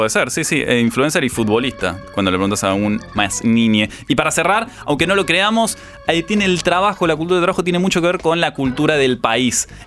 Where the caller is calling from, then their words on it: Cipolletti, Río Negro, Argentina; Hola, buen día. … de Cipoletti y me gustaría que pasen el tema